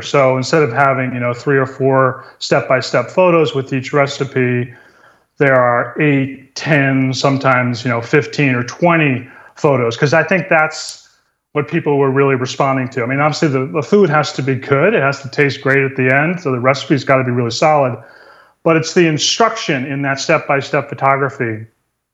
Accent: New England, United States; now in California, United States; I grew up in New England

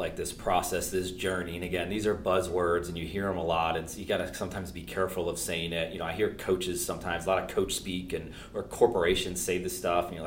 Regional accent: Buffalo, New York, United States; I'm from Buffalo, New York

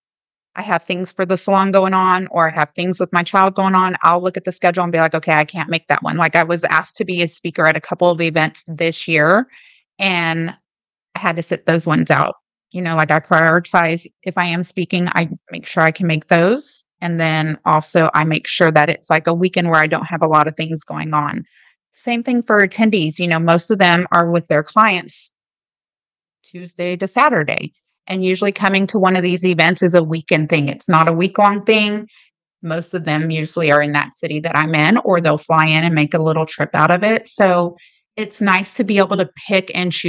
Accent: Austin, Texas, United States; also born or lived in Germany; I grew up in Austin

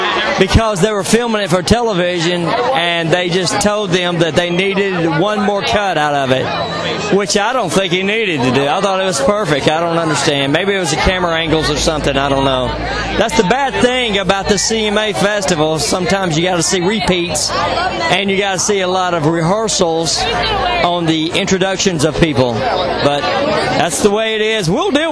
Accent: Nashville, Tennessee, United States; I'm from here.

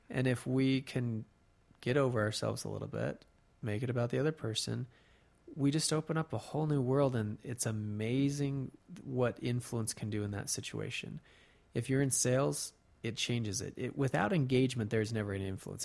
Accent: Colorado, United States; now in Utah, United States; I grew up in Colorado

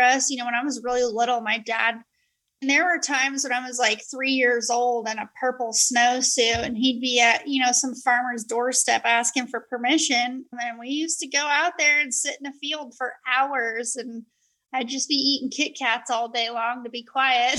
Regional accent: Colorado Springs, Colorado, United States; moved away; growing up in Colorado Springs, it's Olympic City, USA.

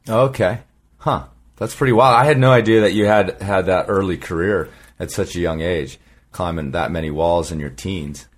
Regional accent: Colorado, United States; moved away; also born or lived in Southern California; not only was I a Southern California climber, but I was from really from Colorado.

